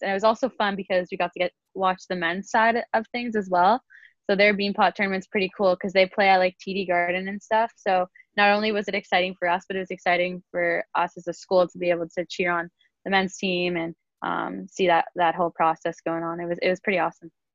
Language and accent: English; Milton, Ontario, Canada; I grew up in Milton and I started playing hockey when I was around 7 years old